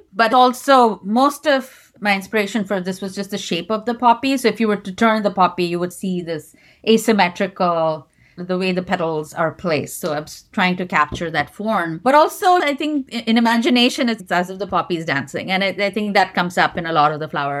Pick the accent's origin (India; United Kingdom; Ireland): India; moved away; growing up in India